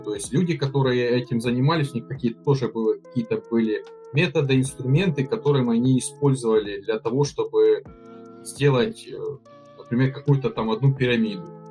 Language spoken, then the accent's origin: Russian; Ukraine; я из Украины, работаю функциональным консультантом